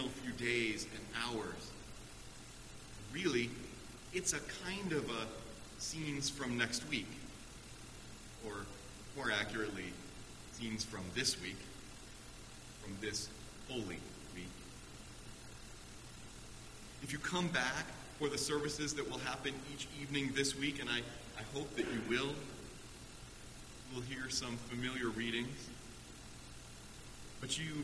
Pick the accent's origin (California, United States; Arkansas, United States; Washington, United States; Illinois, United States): Illinois, United States; Chicago; my hometown of Chicago